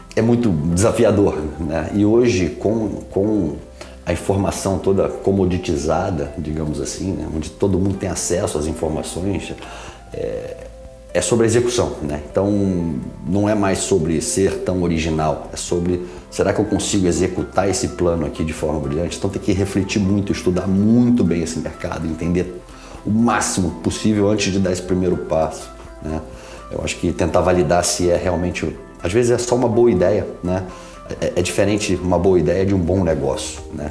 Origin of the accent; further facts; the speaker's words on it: Rio de Janeiro, Brazil; moved away as an adult; also born or lived in São Paulo; now in United States; sou carioca, nascido em São Paulo